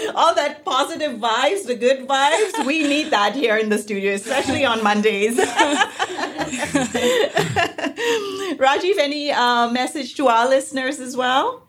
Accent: Mumbai, Maharashtra, India; now in United States; I'm from India, I'm from Bombay

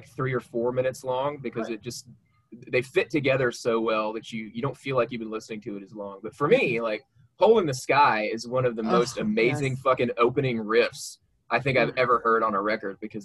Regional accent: Arkansas, United States; I grew up in Arkansas

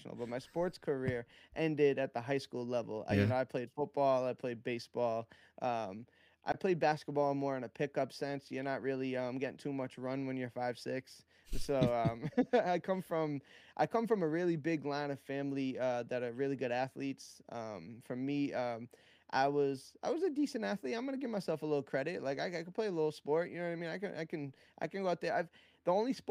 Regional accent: Worcester, Massachusetts, United States; I'm from Worcester, Mass. It's about 30-35 minutes out of Boston, depending on how fast you're driving. You know, I'm a Northeastern kid, New England kid my whole life.

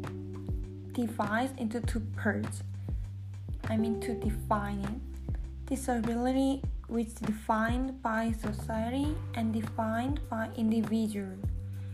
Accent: South Korea; English is a second language; moved away as an adult; now in United States; I'm from South Korea. So English is not my mother tongue. It is my second language

